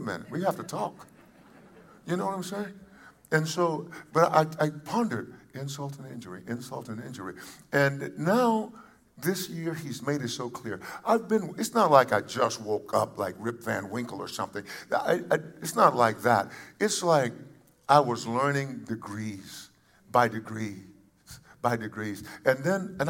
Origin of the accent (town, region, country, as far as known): United States